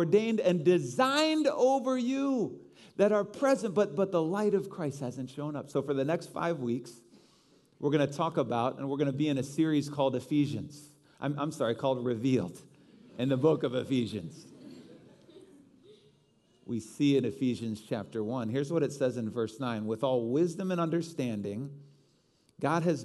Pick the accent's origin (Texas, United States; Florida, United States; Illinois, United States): Illinois, United States; Chicago; I am a Chicagoan.